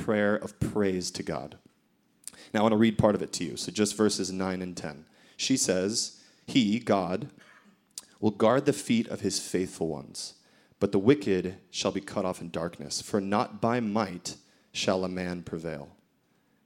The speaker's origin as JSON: {"language": "English", "country": "United States", "accent": "American", "moved": "yes", "said": "I'm American, so you might be able to tell from my accent"}